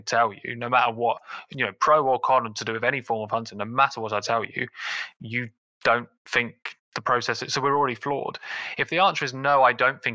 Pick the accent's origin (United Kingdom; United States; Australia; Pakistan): United Kingdom; England; now in London, United Kingdom; as an English person